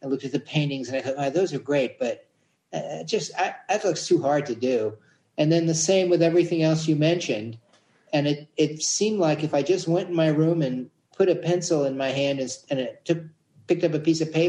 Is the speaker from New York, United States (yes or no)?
yes; New York City, New York, United States; born or raised there